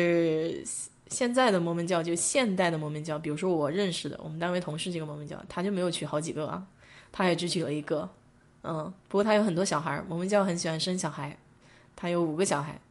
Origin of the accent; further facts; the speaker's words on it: China; 我们中国人不吃花椒，花椒是调味料嘛